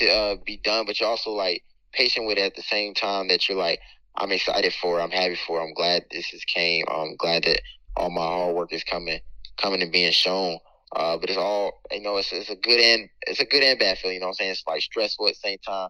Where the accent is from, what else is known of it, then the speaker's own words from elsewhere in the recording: Henry County, Georgia, United States; also born or lived in Alpharetta, Georgia; I came from Henry County, Georgia. I played ball at North Henry Tigers, middle school ball at Dutchtown Middle